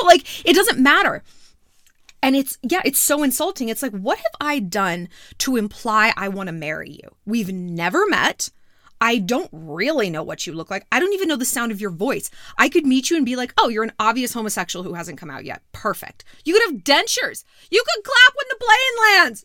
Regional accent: New York, United States; moved away; I'm not from out here, sweetheart. I'm from New York.

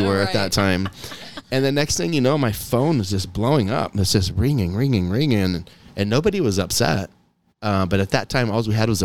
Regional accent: Kansas, United States; Kansas is my home state

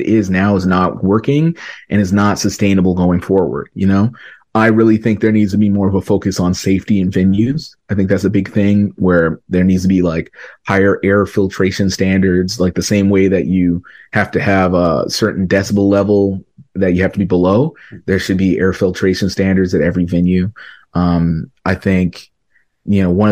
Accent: Canada; I'm a Canadian artist

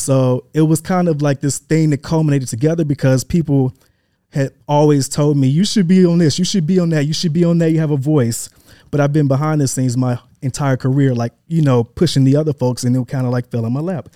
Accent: Atlanta, Georgia, United States; also born or lived in Memphis, Tennessee / Hampton University, Virginia / New York / Los Angeles; I am originally born in Memphis, Tennessee. Um, that, that's where I was born. I grew up in Atlanta, went to high school here

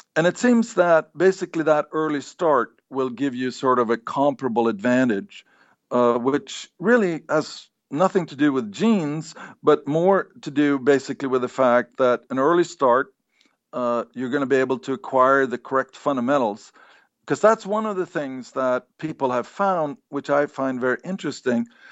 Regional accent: Sweden; moved away; I grew up in Sweden

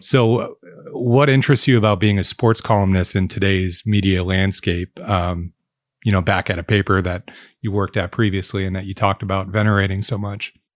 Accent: Oregon, United States; as a Oregonian, I grew up in Bedford.

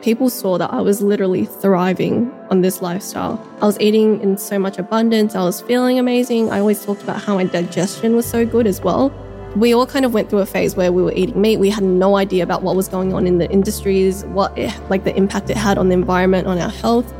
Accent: Sydney, New South Wales, Australia; I was born in Sydney, raised here my whole life. Specifically, I've been living in southwest Sydney for my whole life

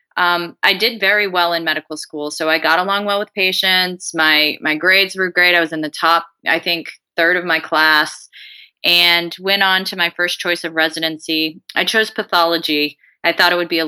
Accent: Colorado, United States; moved away as an adult; also born or lived in San Antonio, Texas / Des Moines, Iowa; I am originally from Colorado.

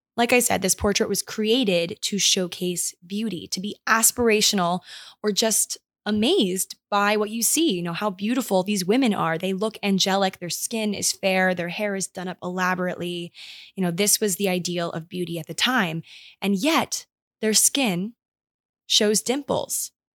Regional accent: Maryland, United States; moved away; we went home to my hometown in Maryland

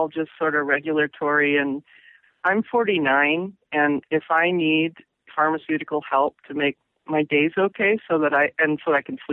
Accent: Pacific Northwest, United States; also born or lived in Massachusetts / New York / Florida / Ohio; I grew up in the Northwest, and I've always come back. And cumulatively, I've lived here the most number of years.

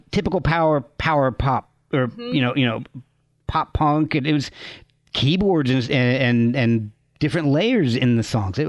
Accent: New York metropolitan area, United States; I think that's almost very particular to growing up in the New Jersey, New York area.

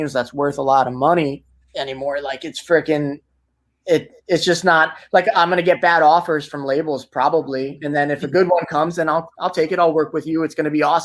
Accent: New Jersey, United States; accent: Jersey

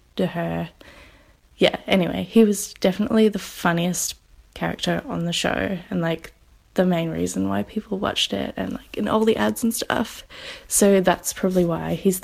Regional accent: Australia; I'm from Australia

